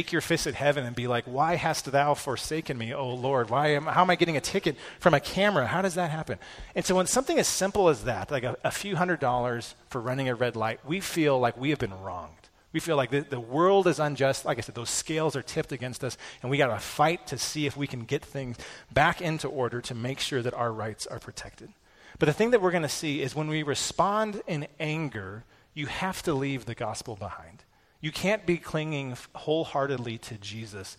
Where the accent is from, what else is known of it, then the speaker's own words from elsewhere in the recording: Peyton, United States; I grew up in Peyton